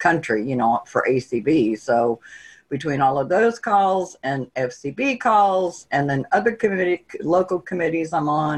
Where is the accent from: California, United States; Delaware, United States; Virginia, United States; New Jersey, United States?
Virginia, United States; Virginia Beach; moved away as an adult; also born or lived in Millington, Tennessee / Memphis, Tennessee / Mississippi; We went back to Virginia Beach because I'm from Virginia Beach, Virginia.